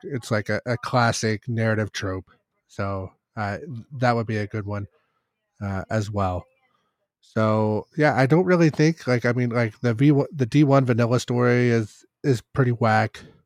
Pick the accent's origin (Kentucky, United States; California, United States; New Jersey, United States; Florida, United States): Kentucky, United States; growing up in Kentucky, our, uh, standardized testing scores weren't as good as the national average